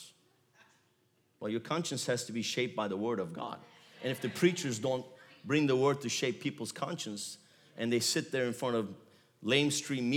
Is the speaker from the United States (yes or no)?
no; Galatia, Central Anatolia, Turkey; moved away; I was born in Galatia. My wife was born in Galatia. It's the central part of Turkey